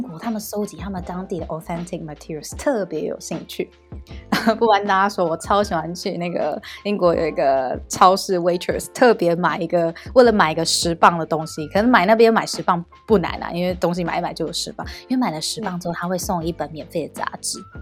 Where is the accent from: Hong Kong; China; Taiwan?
Taiwan; also born or lived in United Kingdom; 想说回来，回来台湾休息一下，见见爸妈